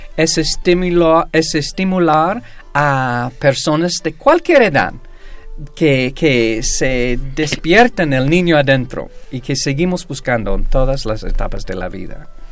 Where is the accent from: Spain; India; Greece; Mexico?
Greece; yo soy griego